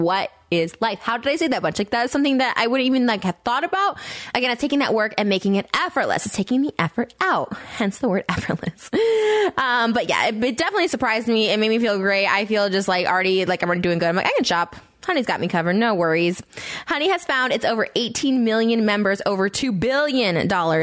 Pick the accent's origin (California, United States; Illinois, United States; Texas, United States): Illinois, United States; Winnebago, Pecatonica; moved away; we grew up in towns like Winnebago, Pecatonica, Dakota